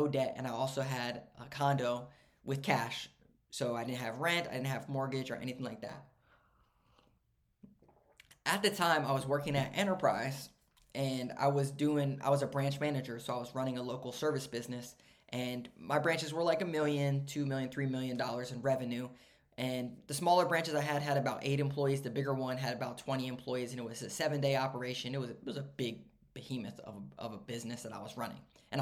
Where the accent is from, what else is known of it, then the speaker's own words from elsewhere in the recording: Maryland, United States; also born or lived in Pittsburgh; I grew up in Maryland